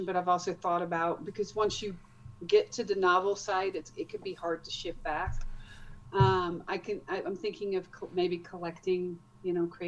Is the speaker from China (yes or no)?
no; Netherlands; moved away as an adult; now in United States; I grew up in the Netherlands, got married, and then been moving around.